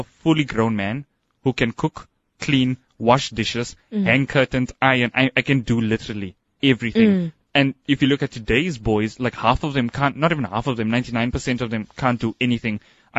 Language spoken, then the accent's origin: English; Johannesburg, Gauteng, South Africa; moved away; I'm originally from Joburg. The area I came from, I was a boy who was always in the house